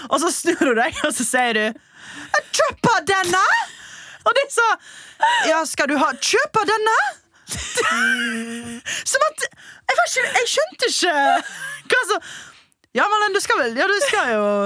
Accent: Trøndelag, Norway; Jeg er en trønder.

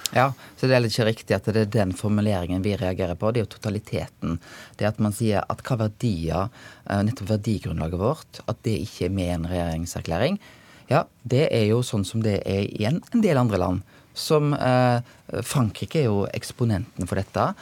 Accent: Bømlo, Vestland, Norway; jeg kommer sjøl fra Bømlo

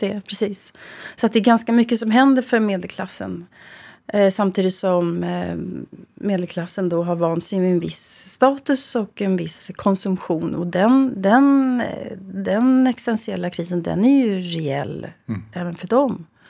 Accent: Sweden; jag är född i Sverige

